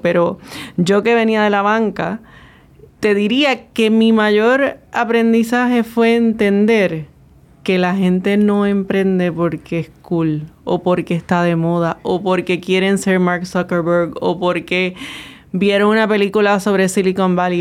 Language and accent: Spanish; San Juan, Puerto Rico; moved away; yo nací en Santulce